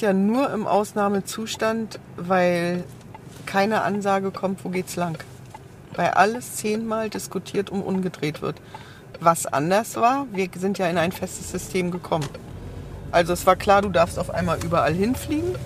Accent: East Germany, Germany; ich komme ja aus dem Osten

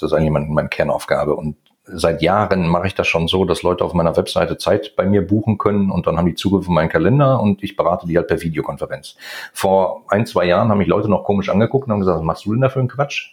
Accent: Ruhr area, North Rhine-Westphalia, Germany; ich komme aus dem Ruhrgebiet

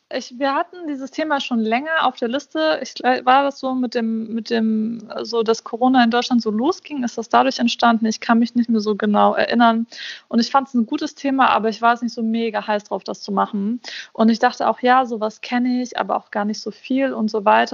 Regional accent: Bosnia & Herzegovina; ich bin Bosniakin. Also ich komme aus Bosnien

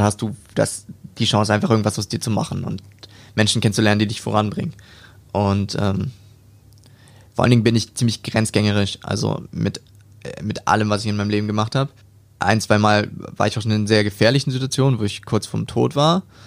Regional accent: Hamburg, Germany; born or raised there; moved away as an adult; now in Stuttgart, Germany

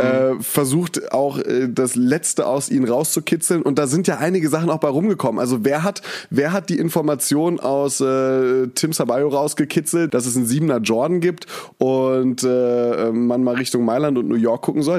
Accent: Mainz, Rhineland-Palatinate, Germany; moved away as an adult; also born or lived in Berlin; now in Cologne, Germany; ich komme ja aus Mainz. Das heißt, da habe ich sowieso immer Fasnacht gefeiert

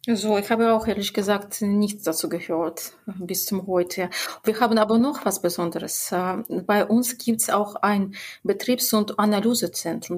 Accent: Belarus; in unserer Republik

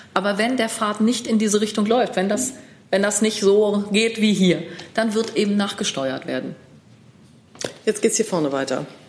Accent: Münster, North Rhine-Westphalia, Germany; ich komme aus Münster.

